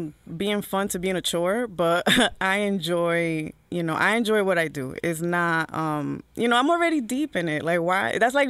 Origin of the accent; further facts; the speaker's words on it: Newark, New Jersey, United States; I was born and raised in Newark, but my family was from the Heights.